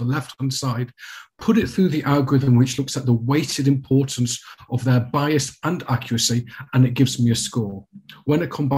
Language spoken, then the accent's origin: English; United Kingdom; as a Brit